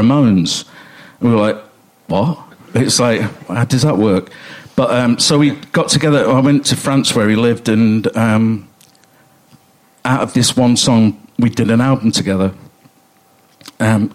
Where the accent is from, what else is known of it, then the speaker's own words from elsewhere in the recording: Coventry, West Midlands, United Kingdom; I grew up in Coventry